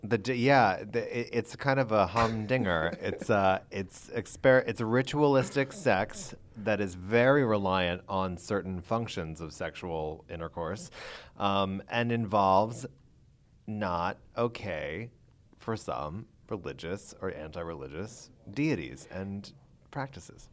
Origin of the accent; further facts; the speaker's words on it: Pennsylvania, United States; I grew up in Pennsylvania.